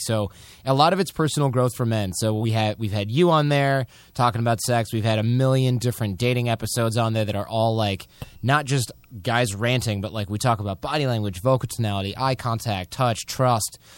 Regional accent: Michigan, United States; from Michigan, we're basically Canadians with shitty healthcare.

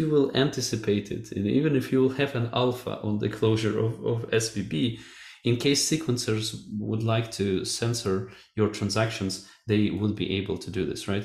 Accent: Kharkiv, Kharkiv Oblast, Ukraine; now in Portugal; We're both from Ukrainian city Kharkiv, and we studied at the same school

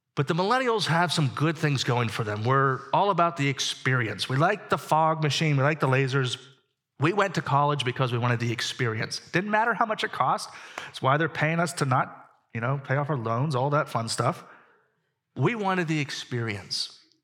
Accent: Pittsburgh, Pennsylvania, United States; I grew up in Pittsburgh

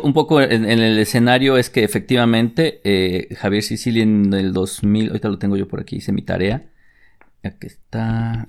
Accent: Mexico; como mexicano

